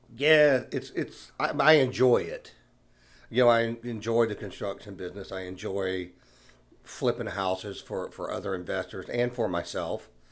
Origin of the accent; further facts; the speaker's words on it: Savannah, Georgia, United States; Born and raised in Savannah